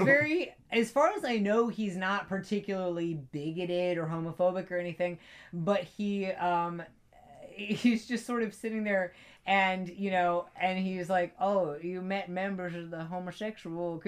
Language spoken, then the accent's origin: English; East Coast, United States; also born or lived in Italy; I'm from the East Coast. I've always lived on the East Coast. I've never lived off the East Coast.